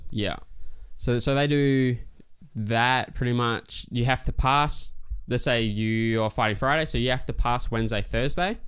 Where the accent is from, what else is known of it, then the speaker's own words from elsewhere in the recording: Christmas Island; It was loose growing up there